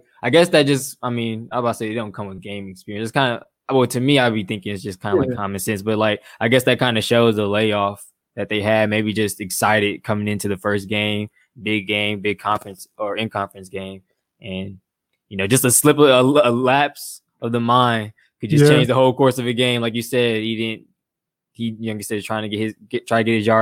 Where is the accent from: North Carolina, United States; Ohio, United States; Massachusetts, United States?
North Carolina, United States; I'm from North Carolina